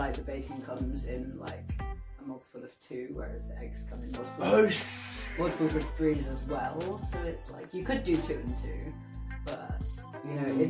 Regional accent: Weston-super-Mare, South West England, United Kingdom; moved away as an adult; also born or lived in Bristol; now in Bath, United Kingdom; I was born in Bristol, I was born in Southmead, but I grew up in Weston.

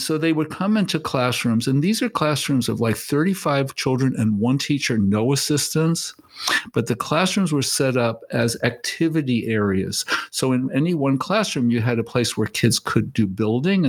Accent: New York City, New York, United States; also born or lived in Maine; I was put into schools in Bedford-Stuyvesant in Brooklyn, which is where I'm from

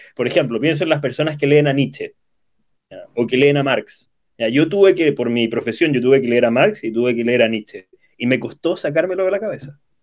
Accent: Santiago, Santiago Metropolitan Region, Chile; Soy natural de, de Chile, de la capital, de Santiago

